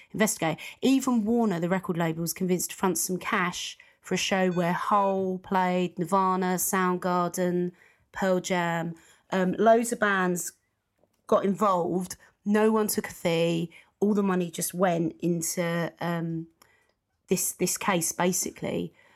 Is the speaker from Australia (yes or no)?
no; United Kingdom; being a U K person, being British